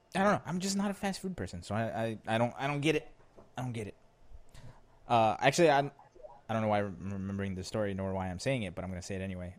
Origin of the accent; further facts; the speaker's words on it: Philadelphia, Pennsylvania, United States; I'm from Philly